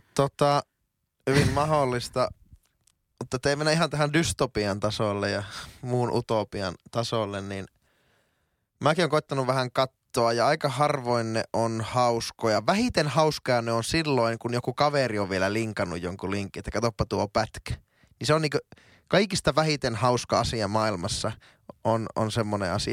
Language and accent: Finnish; Oulu, North Ostrobothnia, Finland; moved away as an adult; now in Helsinki, Finland; mä oon teille aina oululainen kaveri